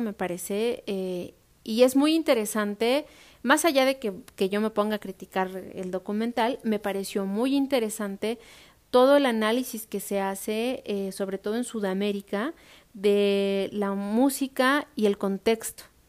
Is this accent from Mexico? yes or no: yes; Mexico; me identifico como mexicana